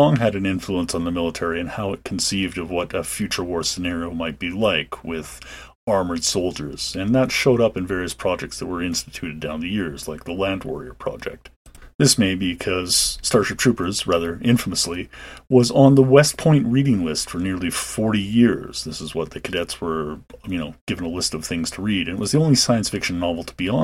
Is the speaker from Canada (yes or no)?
yes; Calgary, Alberta, Canada; growing up in Calgary, Currie Barracks was a feature on the west end of town